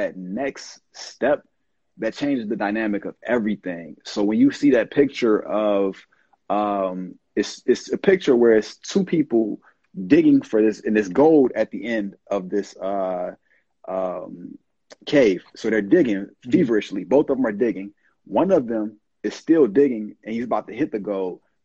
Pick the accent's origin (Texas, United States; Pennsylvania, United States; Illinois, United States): Illinois, United States; Chicago; now in East Coast, United States; I'm from the South Side of Chicago